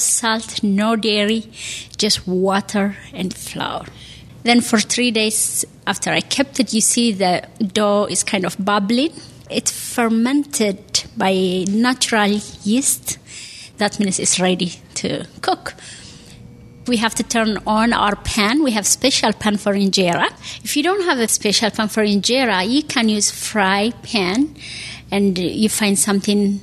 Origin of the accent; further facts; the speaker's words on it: Eritrea; now in South Burlington, United States; I am from Eritrea, from East Africa, but I live in Vermont in South Burlington